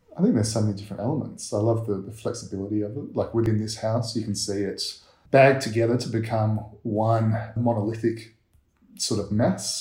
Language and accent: English; Perth, Western Australia, Australia; I was born in Perth.